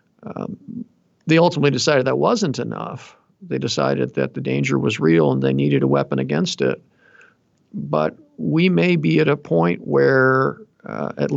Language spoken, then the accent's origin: English; United States; as an American patriot